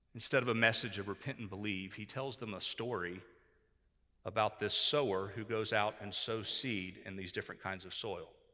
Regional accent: Tampa, Florida, United States; now in eastern North Carolina, United States; Where I grew up in Tampa, Florida, we had much, much different soil than what we have here in eastern North Carolina

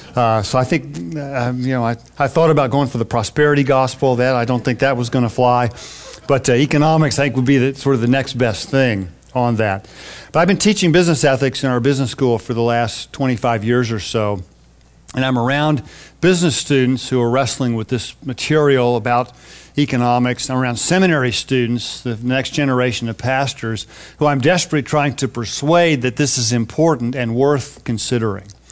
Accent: Texas, United States; moved away as an adult; now in California, United States; even though I've lived in California for the last thirty plus years, I grew up in Texas

